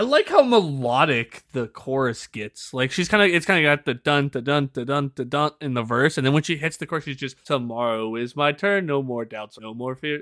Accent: United States

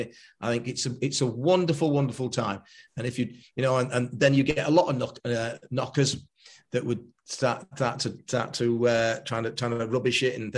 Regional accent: Stockport, North West England, United Kingdom; Stockport County is my hometown.

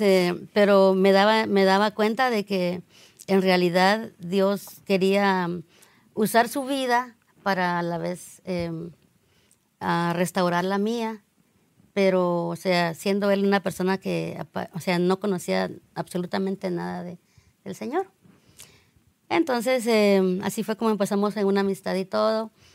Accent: Guatemala; moved away; yo soy de Guatemala

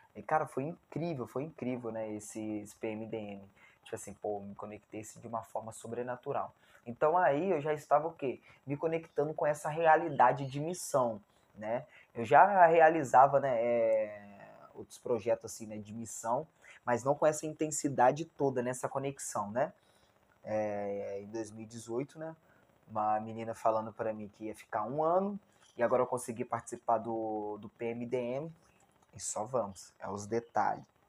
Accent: Barra Mansa, Rio de Janeiro, Brazil; Eu moro em Barra Mansa, né? Estado do Rio de Janeiro, né? Sou fluminense. E eu nunca tinha saído

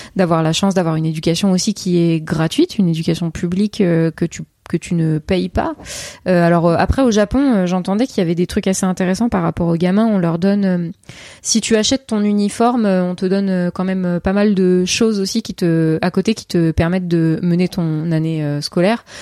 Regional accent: Seine-et-Marne, Île-de-France, France; now in Paris, France; j'ai grandi en Seine-et-Marne.

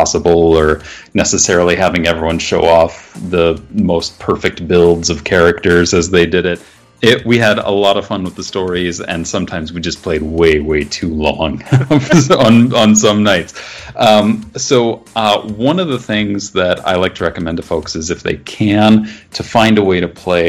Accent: Midwest, United States; being a Midwesterner

